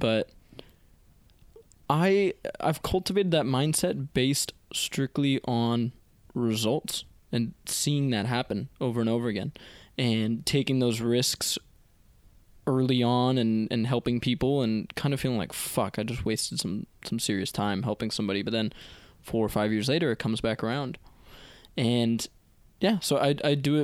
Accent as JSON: {"language": "English", "town": "Palo Alto", "region": "California", "country": "United States", "tie": "born or raised there", "also_born_or_lived": "San Miguel de Allende, Mexico", "said": "Grew up in Palo Alto."}